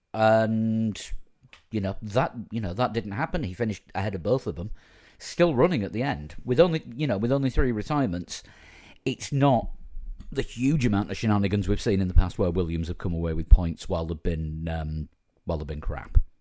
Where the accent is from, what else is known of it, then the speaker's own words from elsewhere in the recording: Yorkshire and the Humber, United Kingdom; as a Yorkshireman